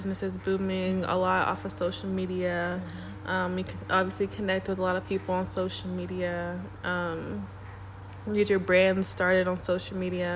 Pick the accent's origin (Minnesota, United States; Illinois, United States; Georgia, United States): Georgia, United States; Atlanta; moved away as an adult; now in Nevada, United States; I'm from Atlanta, Georgia